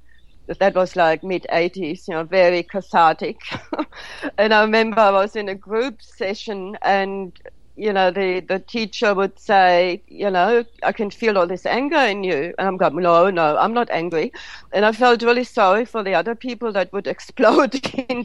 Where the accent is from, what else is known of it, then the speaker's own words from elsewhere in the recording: Germany; moved away; also born or lived in India; I grew up in Germany with parents that basically didn't acknowledge emotions at all